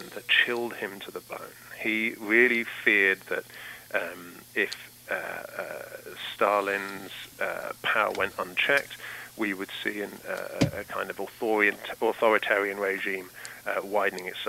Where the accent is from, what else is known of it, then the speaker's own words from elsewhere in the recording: London, United Kingdom; moved away as an adult; now in Massachusetts, United States; I'm from London in the United Kingdom. I moved to the United States in 2012 and have lived in Massachusetts ever since.